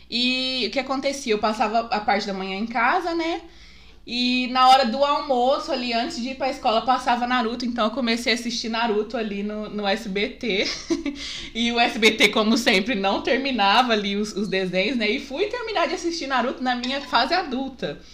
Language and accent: Portuguese; Guaíra, São Paulo, Brazil; eu não sou de Guaíra, eu moro aqui desde os dois anos, mas eu não nasci aqui